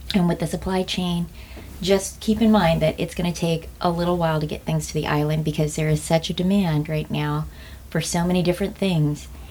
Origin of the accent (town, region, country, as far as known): United States